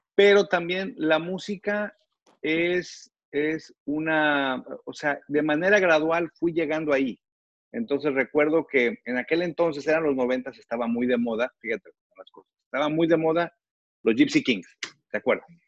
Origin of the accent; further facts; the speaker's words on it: Reynosa, Tamaulipas, Mexico; yo crecí en Reynosa. Mi adolescencia la viví en Reynosa.